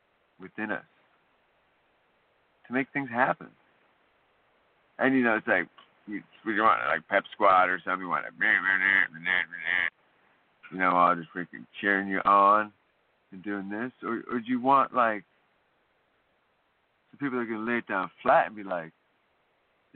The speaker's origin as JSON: {"language": "English", "region": "California", "country": "United States", "said": "As a Californian"}